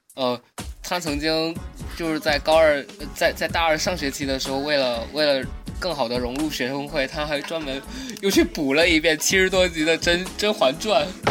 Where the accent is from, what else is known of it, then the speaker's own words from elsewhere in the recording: Fujian, China; 先声明我是福建的，然后我们那边是比较好考的